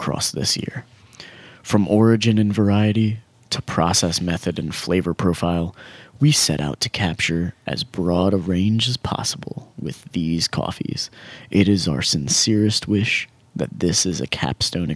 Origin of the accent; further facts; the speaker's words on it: United States; I'm American